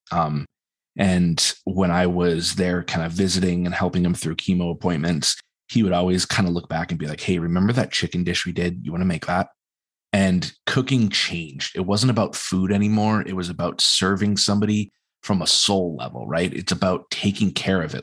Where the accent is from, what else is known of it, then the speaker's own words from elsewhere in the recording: New England, United States; us as New Englanders